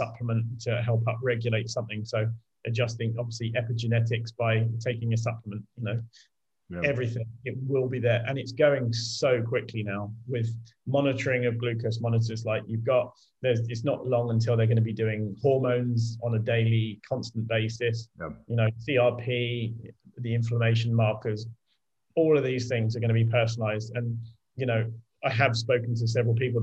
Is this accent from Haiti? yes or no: no; United Kingdom; I'm British